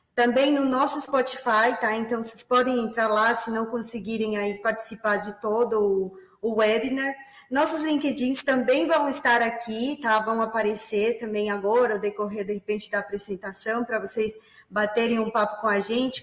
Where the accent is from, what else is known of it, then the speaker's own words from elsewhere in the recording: Peru; Portuguese is a second language; moved away as an adult; now in Brazil; eu nasci no Peru, portanto, este sotaque diferenciado acompanhará vocês nos próximos minutos, né? É, eu moro no Brasil desde 2013